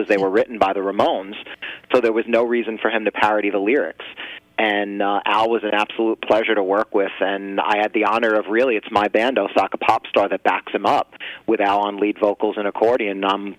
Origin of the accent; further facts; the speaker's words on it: New Jersey, United States; I'm here based on the East Coast, so we're all originally from New Jersey